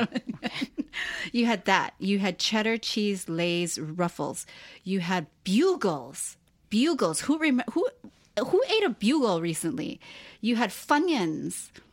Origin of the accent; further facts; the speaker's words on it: Hawaii, United States; moved away; as gay people growing up in Hawaii, such a small place